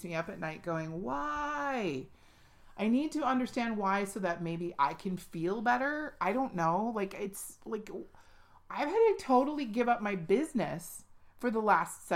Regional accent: United States; Our country is 244 years old this year.

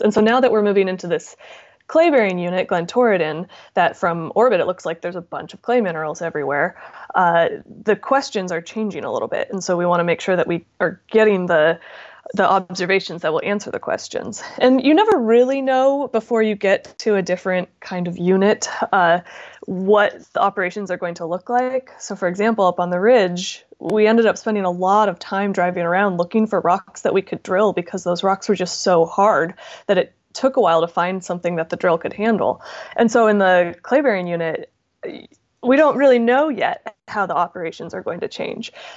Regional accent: Southern California, United States; I grew up in Southern California

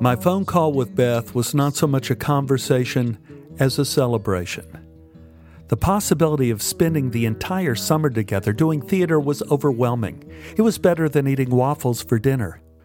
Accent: Dallas, Texas, United States; when I was growing up in Oak Cliff.

